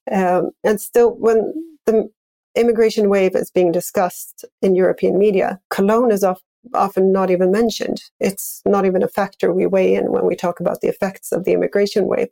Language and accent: English; Sweden; I grew up in Sweden